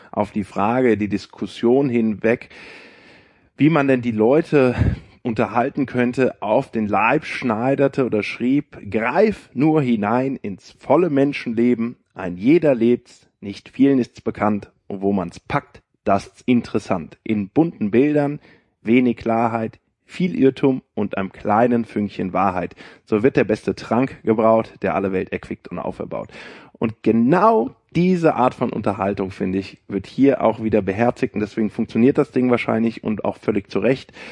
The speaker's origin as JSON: {"language": "German", "town": "Frankfurt", "region": "Hesse", "country": "Germany", "said": "ich bin erstmal nach Frankfurt gegangen, ich komme ja aus Frankfurt, habe mal geguckt, wer ist dabei."}